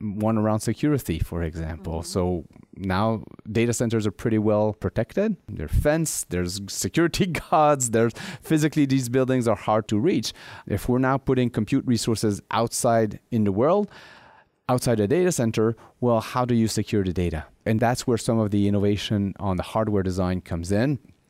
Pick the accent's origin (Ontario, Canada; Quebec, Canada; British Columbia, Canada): Quebec, Canada; Montreal; which is implemented right now in my hometown in Montreal